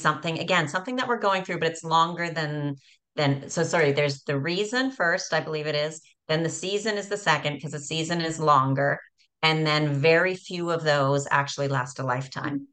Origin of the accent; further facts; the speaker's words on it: Canada; moved away; growing up in Canada